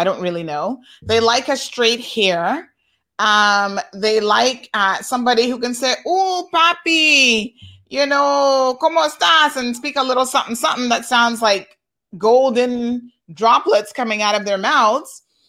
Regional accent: Cuba; I came from Cuba and I married a Caymanian.

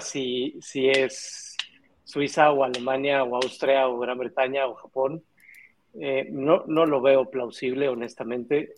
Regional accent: Mexico; nosotros tenemos como mexicanos

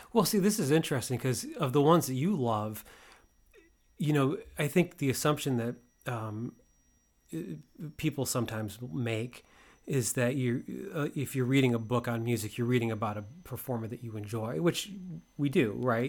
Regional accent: Waterbury, Connecticut, United States; So I grew up outside of Waterbury

